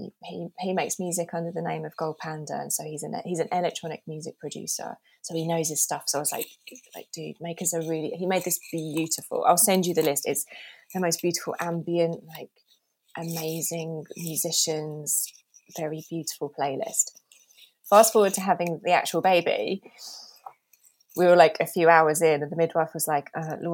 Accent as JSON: {"language": "English", "area": "Norfolk", "region": "East of England", "country": "United Kingdom", "tie": "born or raised there", "said": "I grew up in Norfolk"}